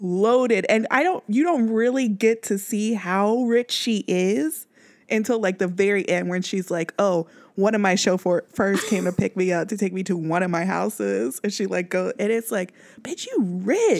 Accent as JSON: {"language": "English", "town": "Kansas City", "region": "Missouri", "country": "United States", "moved": "yes", "said": "if I'm from Kansas, even out here, if I wear royals out there, like, \"You from Kansas City?\" I'm like, \"Yeah.\""}